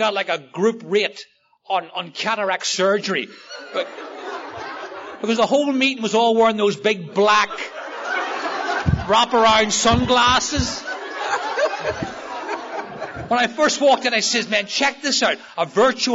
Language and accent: English; Northern Ireland, United Kingdom; I grew up in Northern Ireland. I grew up in the Troubles, where people literally shot each other outside the front door over religion.